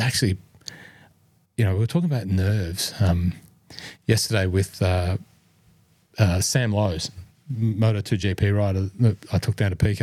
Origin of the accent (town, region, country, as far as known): Cessnock, New South Wales, Australia; born or raised there